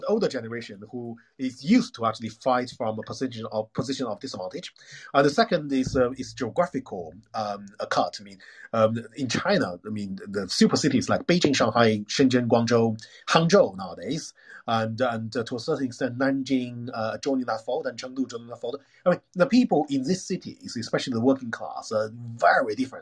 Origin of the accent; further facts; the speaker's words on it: United Kingdom; I'm a British.